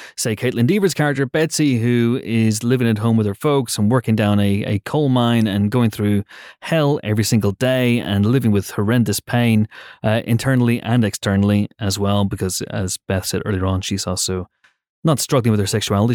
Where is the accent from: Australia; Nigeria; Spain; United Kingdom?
United Kingdom